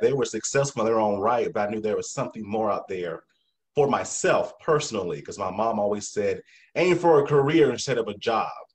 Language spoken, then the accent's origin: English; South Carolina, United States; I'm country too from South Carolina